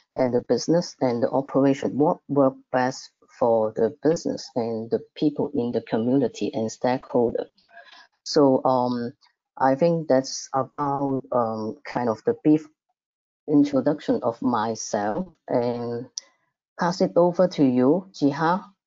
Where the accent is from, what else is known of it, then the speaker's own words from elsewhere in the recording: Macau; Macau, my hometown